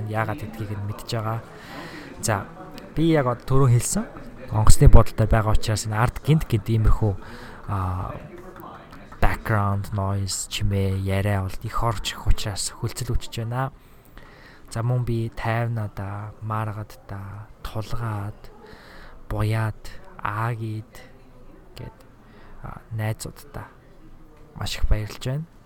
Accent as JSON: {"language": "Mongolian", "country": "Mongolia", "moved": "as an adult", "lives_now": "Minnesota, United States", "said": "эх орондоо очиж байгаа юм"}